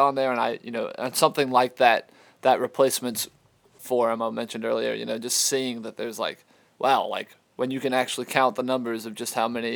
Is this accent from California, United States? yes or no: no; Georgetown, South Carolina, United States; I grew up in Georgetown, South Carolina. It's a small town